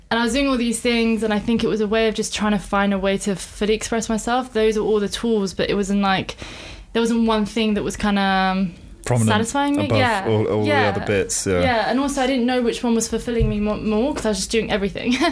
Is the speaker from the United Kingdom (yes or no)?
yes; England, United Kingdom; also born or lived in Iran; So I was born in Iran. Uh, I came here when I was five. Uh, I've lived in many cities in England and in many areas within London. I'm a bit of a nomad. Don't really have an allegiance to some place in England, to be honest.